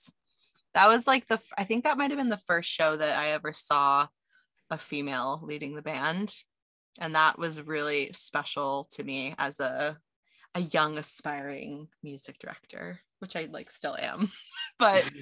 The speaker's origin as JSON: {"language": "English", "country": "United States", "said": "I'm American"}